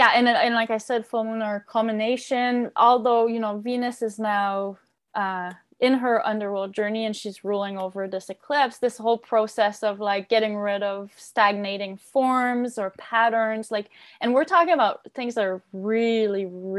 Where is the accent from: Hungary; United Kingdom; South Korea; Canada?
Canada; Quebec; I grew up in Quebec.